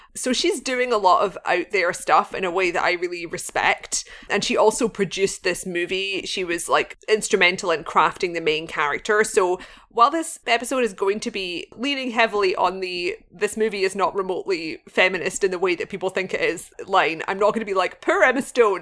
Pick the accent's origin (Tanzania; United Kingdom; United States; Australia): United Kingdom; Glasgow, Scotland; Glasgow, of course, being my hometown in Scotland